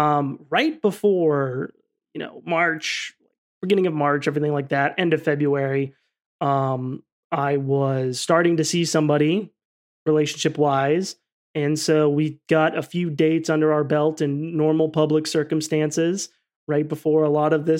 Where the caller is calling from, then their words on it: Scottsdale, Arizona, United States; Oh, yeah, I'm in Arizona, Scottsdale specifically. So the Southwest.